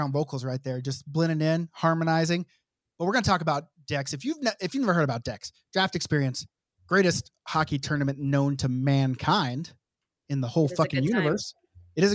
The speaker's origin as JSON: {"language": "English", "region": "Oklahoma", "country": "United States", "said": "I'm from Oklahoma"}